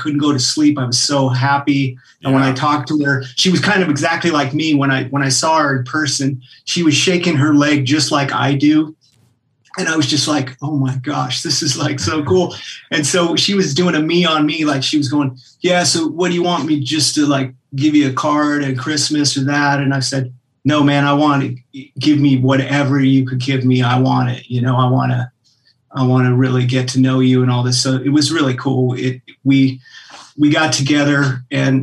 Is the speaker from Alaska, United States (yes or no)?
yes; Anchorage, Alaska, United States; moved away as an adult; also born or lived in Golden, Colorado / Southern California; now in Nashville, United States; I grew up in Anchorage, Alaska